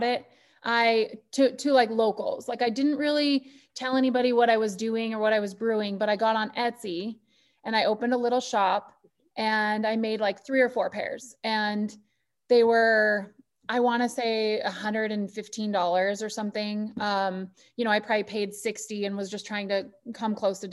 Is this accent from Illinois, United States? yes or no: no; Butte, Montana, United States; now in Harrison, United States; Originally, I'm from Butte